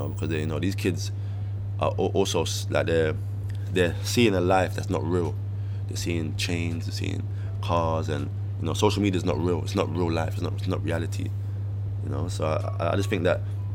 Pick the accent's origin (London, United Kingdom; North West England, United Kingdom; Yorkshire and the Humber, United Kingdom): London, United Kingdom; when I was growing up in Brixton